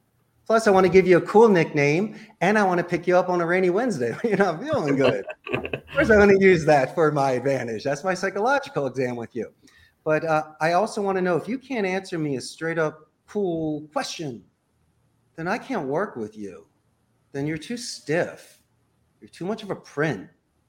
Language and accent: English; Northeast, United States; Since we're from the Northeast, I like to call the balls and the strikes.